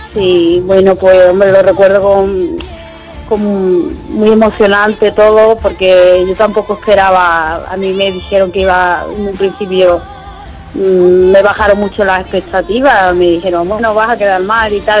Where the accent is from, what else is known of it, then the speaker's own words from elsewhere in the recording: Fuengirola, Andalusia, Spain; aquí en Conchirola, mi pueblo